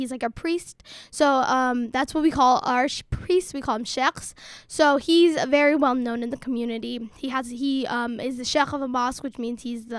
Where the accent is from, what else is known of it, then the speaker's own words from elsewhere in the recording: Somalia; also born or lived in Dadaab, Kenya; No, we're from Somalia.